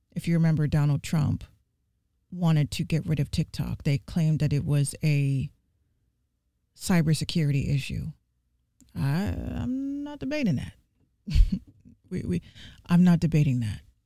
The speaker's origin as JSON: {"language": "English", "town": "New York City", "region": "New York", "country": "United States", "said": "I'm from the Bronx, New York"}